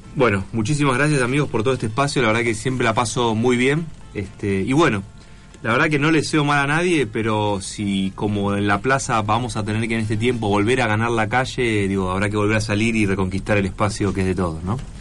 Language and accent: Spanish; La Matanza, Buenos Aires Province, Argentina; yo me crié, digamos, en La Matanza